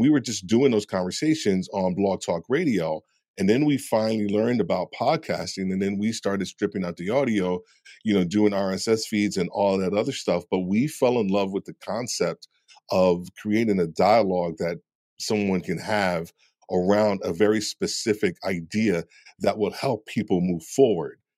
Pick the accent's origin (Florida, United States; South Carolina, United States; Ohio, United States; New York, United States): New York, United States; I'm being from New York